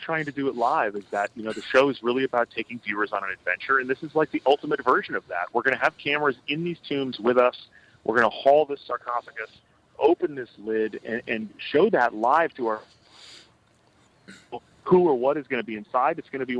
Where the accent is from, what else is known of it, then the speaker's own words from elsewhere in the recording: Manchester-by-the-Sea, Massachusetts, United States; I grew up in a small town in Massachusetts, which nobody had ever heard of until a few years ago when they made the most depressing movie of all time there, a town called Manchester by the Sea.